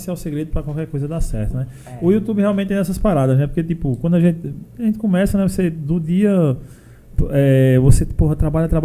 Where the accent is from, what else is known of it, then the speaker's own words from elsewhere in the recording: Paulista, Paraíba, Brazil; Eu sou de Paulista, ele de Desterro.